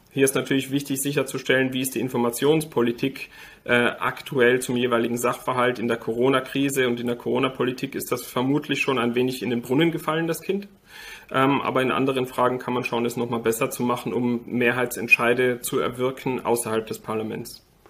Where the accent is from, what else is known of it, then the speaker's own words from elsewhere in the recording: Austria; now in Germany; Ich war Österreicher bis vor sechs Wochen. Ich bin jetzt Deutscher eingebürgert